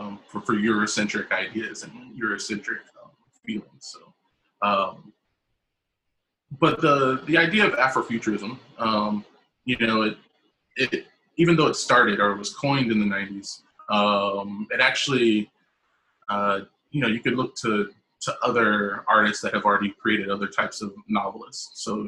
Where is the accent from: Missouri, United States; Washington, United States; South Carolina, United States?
South Carolina, United States; also born or lived in Canada / Mexico; I'm originally from South Carolina, and I've been sort of moving north my entire life. Lived in the Midwest, lived in Canada, lived in Mexico